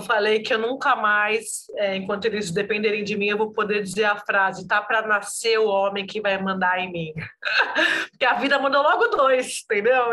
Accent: São Paulo, Brazil; moved away as an adult; also born or lived in Brasília; now in Rio de Janeiro, Brazil; Eu sou de São Paulo, mas morei 10 anos em Brasília.

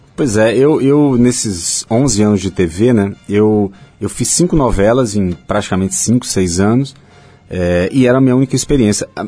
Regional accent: Salvador, Bahia, Brazil; moved away; also born or lived in Diamantina, Minas Gerais / Germany; nasci em Diamantina, em Minas saí de lá ainda bebezinho, fui morar na Alemanha por três anos, porque acompanhando meu pai que estava fazendo doutorado. Quando voltamos, voltamos de novo para Salvador

